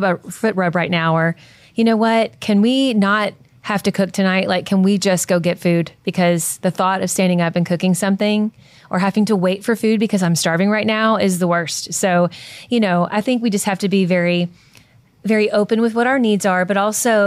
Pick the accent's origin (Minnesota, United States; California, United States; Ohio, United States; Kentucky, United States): Kentucky, United States; I'm from Kentucky